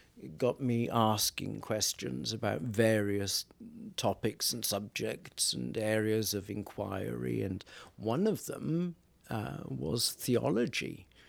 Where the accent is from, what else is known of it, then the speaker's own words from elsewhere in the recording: South Wales, United Kingdom; also born or lived in Cambridge; now in California, United States; I started with the church in Wales, because I'm a Welshman. I'm not English.